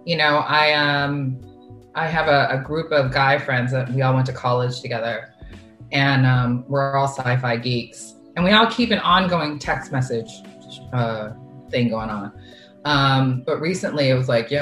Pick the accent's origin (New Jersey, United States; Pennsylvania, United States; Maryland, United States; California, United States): California, United States; San Diego; moved away; One of my really, really, really close friends that I grew up with in San Diego